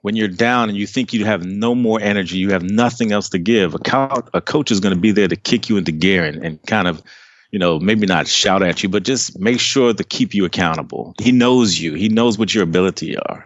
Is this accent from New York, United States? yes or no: no; Takoma Park, Maryland, United States; moved away as an adult; also born or lived in Trinidad and Tobago (family origin); now in Dallas, United States; I was born and raised right outside of D C in a city called Tacoma Park, Maryland.